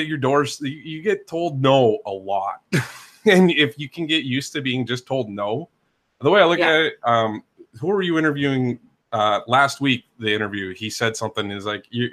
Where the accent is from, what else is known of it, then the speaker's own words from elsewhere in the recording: Minnesota, United States; now in Northern Kentucky, United States; I'm originally from Minnesota. Kentucky never gets cold to me